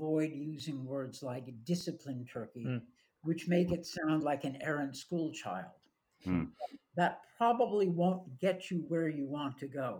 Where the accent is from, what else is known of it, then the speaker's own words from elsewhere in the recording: United States; as an American